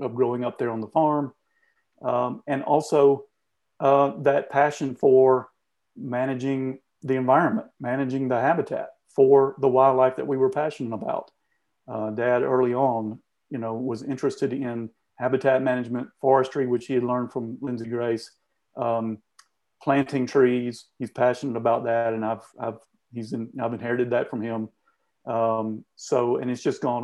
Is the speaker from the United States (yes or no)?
yes; Southeast Georgia, United States; growing up in Southeast Georgia